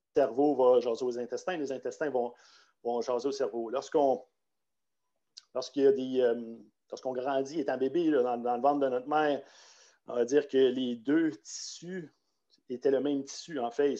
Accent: Quebec, Canada; Moi, je viens du Québec

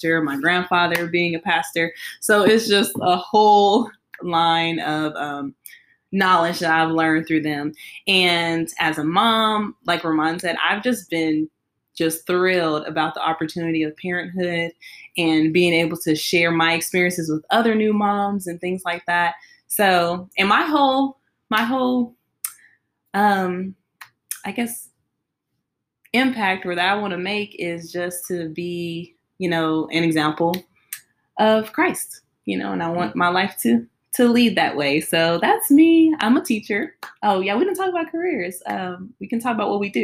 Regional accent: Brownwood, Texas, United States; now in Fort Worth, United States; I'm from Brownwood. Probably never heard of it, but it's a small town. And my family, we lived there for a while

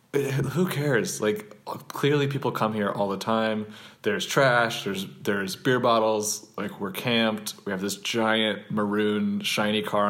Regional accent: Missouri, United States; I'm from Missouri

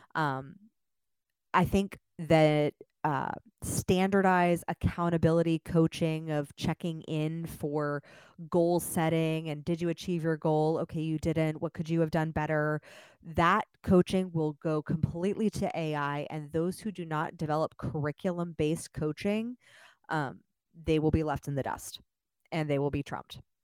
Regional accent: Los Angeles, California, United States; moved away as an adult; now in Austin, United States; I just moved to Austin, so if I speak fast, that's actually because I'm from Los Angeles

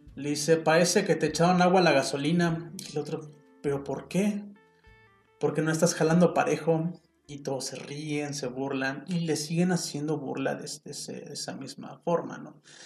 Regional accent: Mexico; first language Spanish; soy mexicano

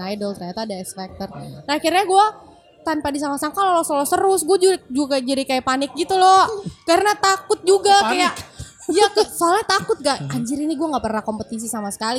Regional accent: Makassar, South Sulawesi, Indonesia; aku sendiri juga dari Makassar

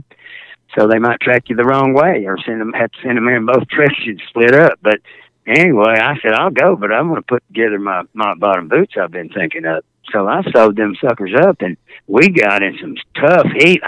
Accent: Fort Worth, Texas, United States; I was from Fort Worth, Texas

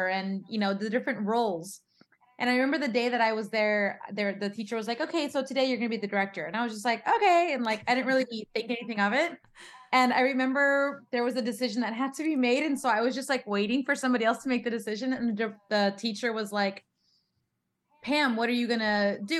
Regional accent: San Antonio, Texas, United States; moved away as an adult; also born or lived in Queens, New York; now in Los Angeles, United States; I was raised in San Antonio, Texas

